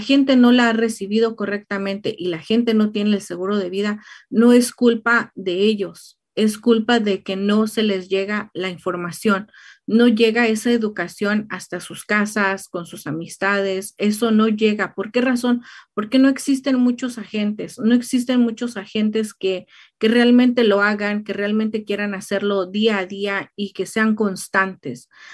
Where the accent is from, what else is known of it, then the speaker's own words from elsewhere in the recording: Mexico; now in Riverside, United States; México, de donde soy yo